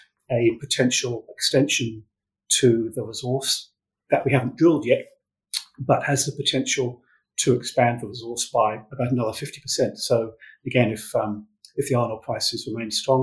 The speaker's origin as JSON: {"language": "English", "region": "England", "country": "United Kingdom", "also_born_or_lived": "New Zealand", "moved": "as an adult", "lives_now": "Perth, Australia", "said": "I'm from England"}